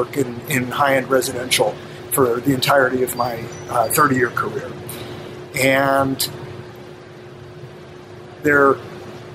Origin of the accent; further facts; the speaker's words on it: Los Angeles, California, United States; I'm third generation Angelino